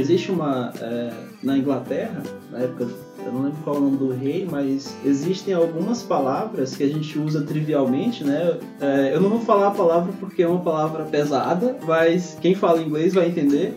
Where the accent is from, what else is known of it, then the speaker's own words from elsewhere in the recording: Brazil; a gente, como brasileiro